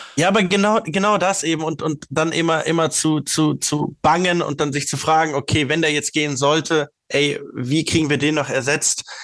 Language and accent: German; Stuttgart, Baden-Württemberg, Germany; als Stuttgarter, als Stuttgarter bin ich